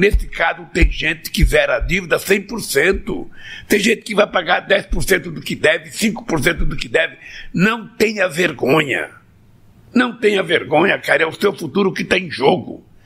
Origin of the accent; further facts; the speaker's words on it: Pernambuco, Brazil; Pernambuco, meu estado natal